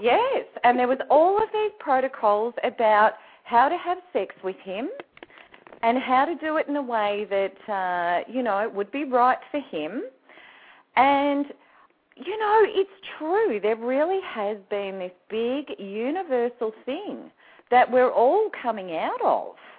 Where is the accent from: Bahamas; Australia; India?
Australia; the only Aussie on the Snap Out of It network